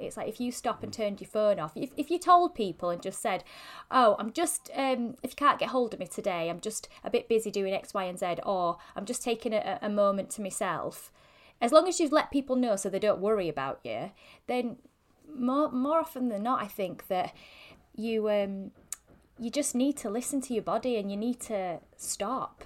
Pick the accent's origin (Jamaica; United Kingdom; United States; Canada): United Kingdom; Yorkshire and the Humber; I'm such a Yorkshire girl